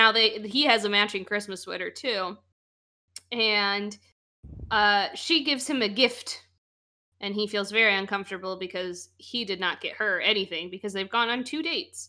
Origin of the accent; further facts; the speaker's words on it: Illinois, United States; I'm from Illinois.